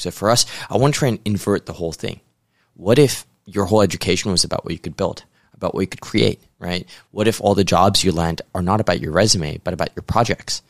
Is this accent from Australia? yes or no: no; Hong Kong; moved away as an adult; also born or lived in New York, United States; originally a Hong Kong boy, but, uh, went to the U S to start my career in investment banking.